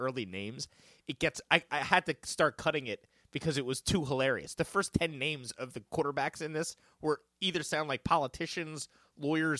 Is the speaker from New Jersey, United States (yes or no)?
yes; Livingston, New Jersey, United States; where I grew up in Livingston